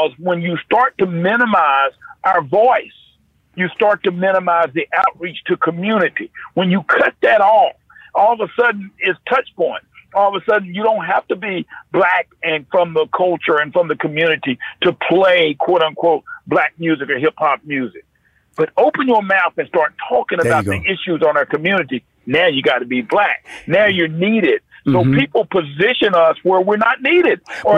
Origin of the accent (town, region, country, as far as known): North Carolina, United States; born or raised there